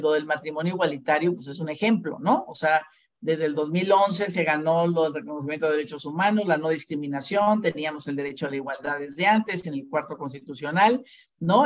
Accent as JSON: {"language": "Spanish", "town": "Ciudad Obregón", "region": "Sonora", "country": "Mexico", "moved": "as an adult", "lives_now": "Mexico City, Mexico", "said": "yo soy de Ciudad Obregón, Sonora"}